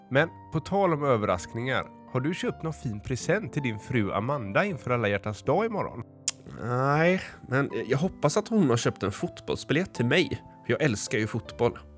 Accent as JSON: {"language": "Swedish", "town": "Gothenburg", "region": "Västra Götaland", "country": "Sweden", "said": "och jag kommer från Göteborg. Jag är sju år"}